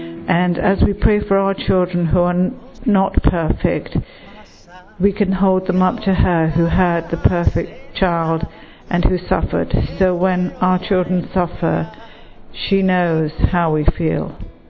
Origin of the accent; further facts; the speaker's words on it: London, United Kingdom; now in United States; I live in America, but I'm from London.